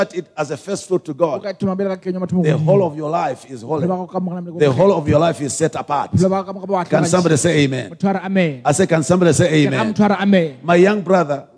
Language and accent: English; Malawi; moved away; also born or lived in Botswana; I came from Malawi